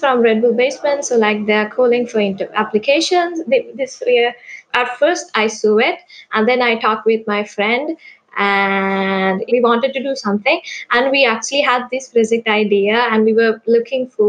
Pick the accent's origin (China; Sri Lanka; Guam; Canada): Sri Lanka; I'm from Sri Lanka.